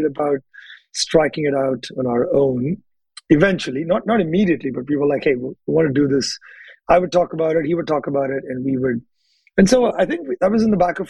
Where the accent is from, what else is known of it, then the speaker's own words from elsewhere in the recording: Hyderabad, Telangana, India; moved away as an adult; now in United States; we grew up in the same city of Hyderabad in India